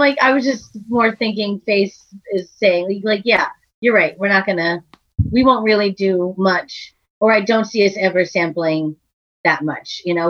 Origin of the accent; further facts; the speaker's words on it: Massachusetts, United States; moved away; maybe Massachusetts because we're from there.